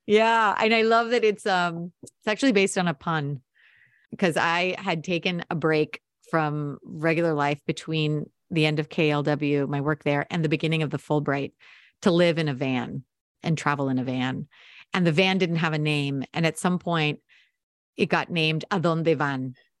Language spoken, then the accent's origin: English; United States; also born or lived in Montevideo, Uruguay; I was born here. You know, I'm, I'm American